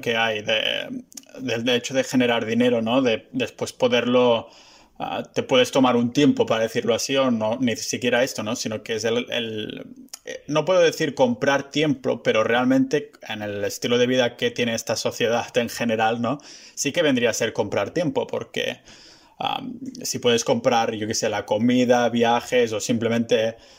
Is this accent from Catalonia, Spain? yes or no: yes; Vilafranca del Penedès, Catalonia, Spain; also born or lived in Barcelona; Yo soy originariamente de, de Vilafranca, que está a una hora ah, ah, en tren